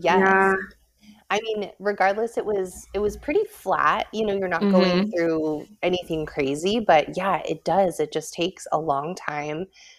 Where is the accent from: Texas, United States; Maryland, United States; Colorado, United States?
Colorado, United States; I'm from Colorado